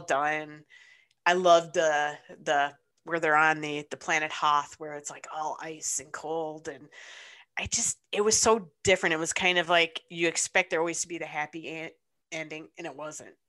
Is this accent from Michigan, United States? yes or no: yes; Ypsilanti, Michigan, United States; I grew up in Ypsilanti, Michigan